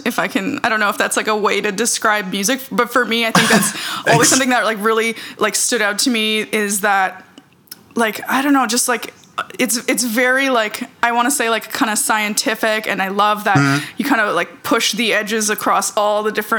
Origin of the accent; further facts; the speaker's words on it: Toronto, Ontario, Canada; also born or lived in Ukraine / Israel; I was born in Ukraine and then we moved to Israel and lived in Israel for a few years and then moved to Toronto from there